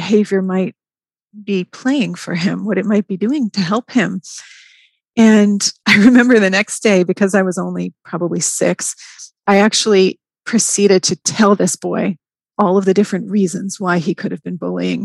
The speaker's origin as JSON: {"language": "English", "region": "New York", "country": "United States", "tie": "born or raised there", "moved": "as an adult", "lives_now": "Atlanta, United States", "said": "I moved from New York. That's where I had grown up"}